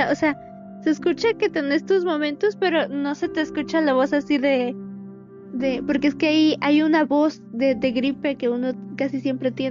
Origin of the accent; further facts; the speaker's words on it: Guatemala; porque somos de Guatemala